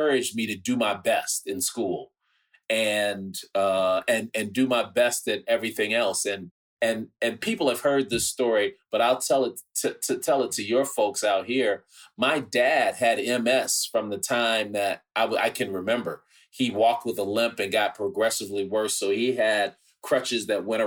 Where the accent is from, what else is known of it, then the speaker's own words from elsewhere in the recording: Chicago, Illinois, United States; I grew up on the South Side and Woodlawn and South Shore, and I went to Mount Carmel High School